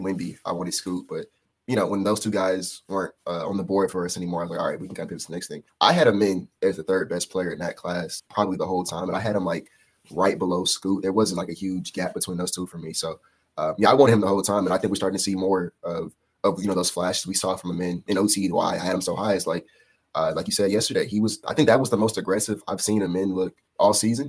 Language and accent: English; Houston, Texas, United States; I'm from Houston